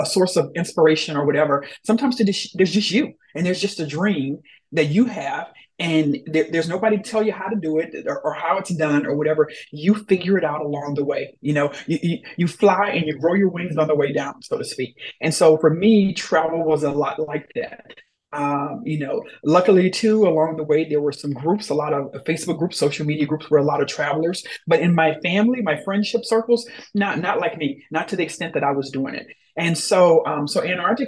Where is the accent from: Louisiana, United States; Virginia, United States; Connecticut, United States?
Louisiana, United States; I grew up in the South, born and raised, warm weather, you know, from Louisiana